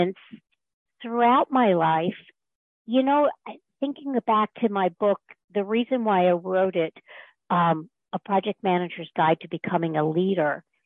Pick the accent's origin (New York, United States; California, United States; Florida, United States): Florida, United States; North; moved away as an adult; also born or lived in Mid-Atlantic; I grew up in North Florida